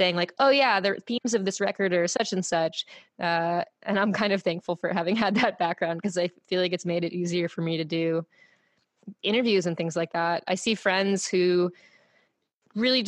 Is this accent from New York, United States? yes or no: yes; New York, United States; also born or lived in Massachusetts; I grew up in New York, and I grew up in New York, then moved a couple other places